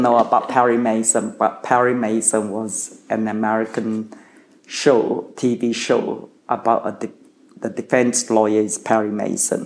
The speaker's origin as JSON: {"language": "English", "country": "Malaysia", "tie": "born or raised there", "second_language": "English", "moved": "yes", "lives_now": "Australia", "said": "in Malaysia we um, English uh, was not my uh, mother tongue. English was my second language. I didn't speak English until I went to school at six years old"}